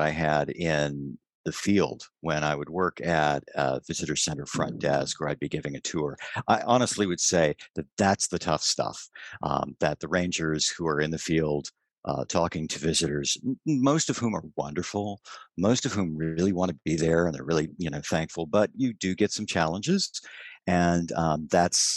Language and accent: English; San Antonio, Texas, United States; moved away as an adult; also born or lived in New Jersey; I've worked at San Antonio Missions, which was in my hometown